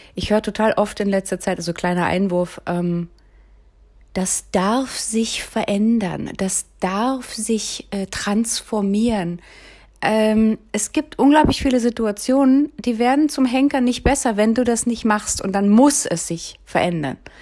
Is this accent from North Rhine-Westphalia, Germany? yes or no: no; Berlin, Germany; Ich bin ja um den Helmholtzplatz, Kollwitzplatz aufgewachsen